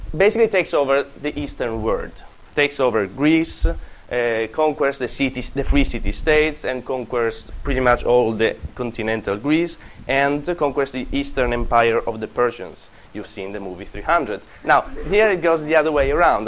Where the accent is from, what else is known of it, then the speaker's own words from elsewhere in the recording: Apulia, Italy; English is a second language; moved away; Calabria, and Puglia, and this is where I come from